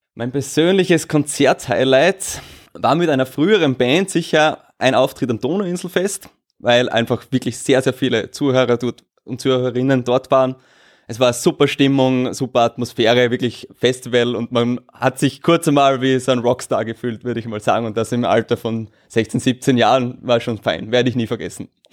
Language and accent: German; Austria; Bei uns in Österreich